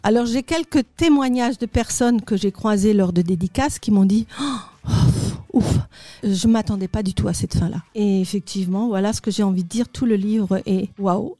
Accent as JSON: {"language": "French", "area": "Alsace", "region": "Grand Est", "country": "France", "tie": "born or raised there", "also_born_or_lived": "Paris / Molsheim", "moved": "as an adult", "said": "Alors, je suis née en Alsace. Je n'ai pas toujours vécu dans la région puisque j'étais partie quelques années euh, du côté de Paris. Et je suis revenue"}